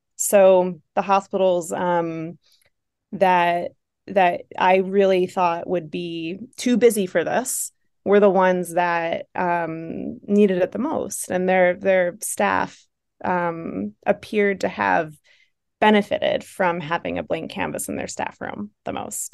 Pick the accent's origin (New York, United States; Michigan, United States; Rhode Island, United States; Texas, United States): New York, United States; Buffalo; accent: Buffalo; my buffalo accent